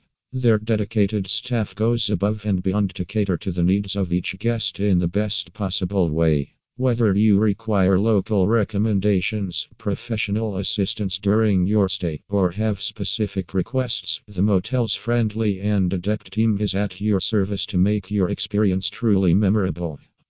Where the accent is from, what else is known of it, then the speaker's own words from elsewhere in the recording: New South Wales, Australia; from New South Wales and Australia.